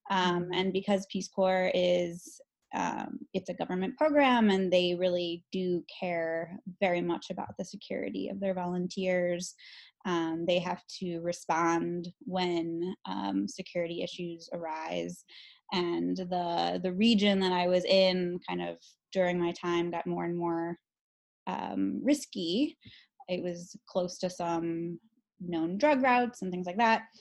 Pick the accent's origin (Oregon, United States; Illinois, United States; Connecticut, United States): Illinois, United States; Chicago; also born or lived in Guatemala; Um, I am from Chicago, although I did go to um, junior high and high school in the south suburbs.